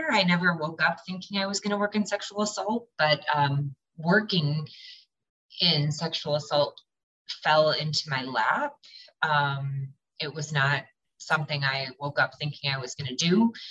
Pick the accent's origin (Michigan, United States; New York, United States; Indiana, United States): Michigan, United States; Lansing; moved away as an adult; now in Detroit, United States; I am out of Detroit, Michigan. Um, I'm originally from Lansing, Michigan